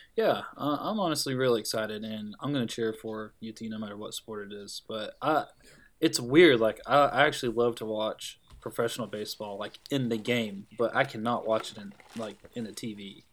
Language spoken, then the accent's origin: English; Tennessee, United States; growing up in Tennessee